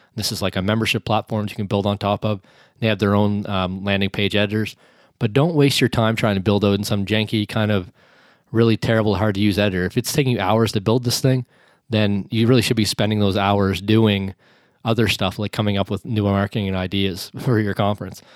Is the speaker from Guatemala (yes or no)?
no; Canada; me being a Canadian